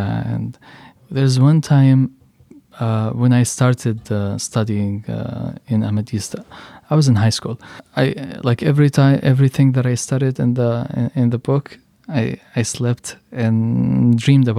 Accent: Yemen; English is a second language; moved away as an adult; now in Washington, D.C., United States; I am from the Republic of Yemen

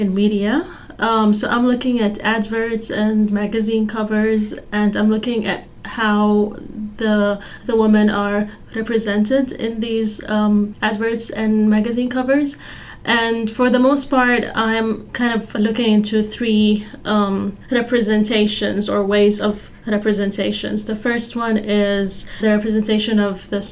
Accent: Oman; moved away as an adult; now in Fayetteville, United States; I am actually from Oman in the Middle East, and we have entirely like a different set of issues back home

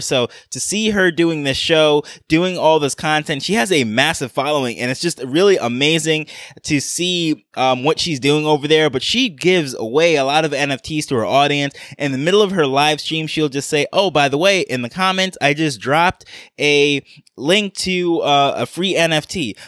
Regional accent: New York, United States; I grew up in New York

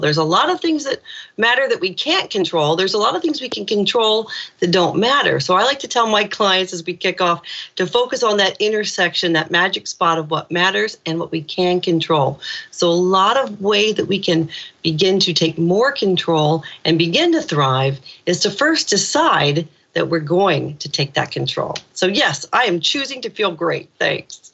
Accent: Indiana, United States; moved away as an adult; now in Ireland; When I was a little kid growing up in Indiana

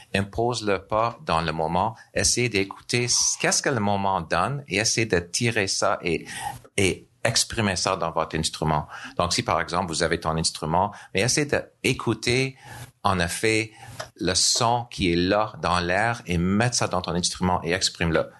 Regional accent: Nova Scotia, Canada; French is a second language; moved away as an adult; now in Montreal, Canada; je suis d'originaire de Nouvelle-Écosse

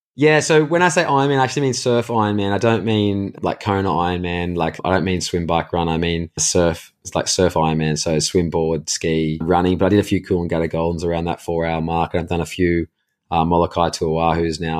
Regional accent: Caves Beach, New South Wales, Australia; we grew up in Cayes Beach, which is in Newcastle, well, like, technically Lake Macquarie in New South Wales in Australia

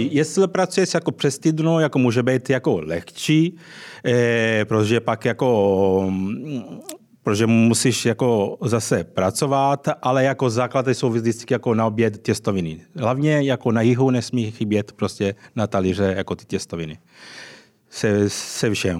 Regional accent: Sicily, Italy; Czech is a second language; now in Prague, Czech Republic; Já jsem samozřejmě ze Sicílie

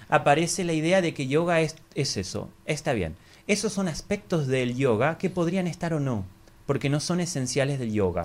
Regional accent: Argentina; es una escuela que fundamos junto con mi esposa en el año 2007 en Argentina, de donde yo soy

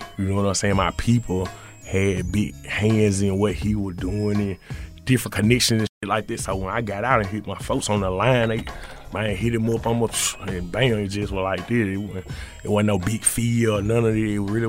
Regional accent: Mississippi, United States; also born or lived in Los Angeles; I was staying in LA, you know what I'm saying? And you know, I'm from Mississippi. I'm from Mississippi.

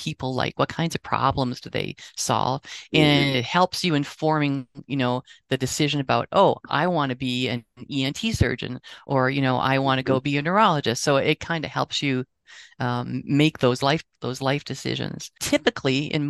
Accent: Wausau, Wisconsin, United States; I never thought I'd have the opportunity to teach, in medical school and not have to leave my hometown

